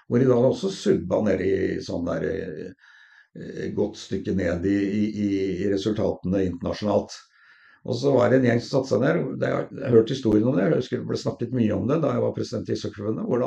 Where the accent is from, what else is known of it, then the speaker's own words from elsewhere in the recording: Oslo, Norway; Eh, og vi hadde da hvor jeg kom fra, da, fra Sollerud, og hvor vi var vel mer å kalle for middelklassen.